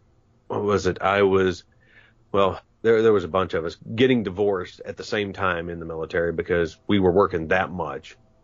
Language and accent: English; West Virginia, United States; But growing up in Southern West Virginia, no one knew how to point me in the right direction.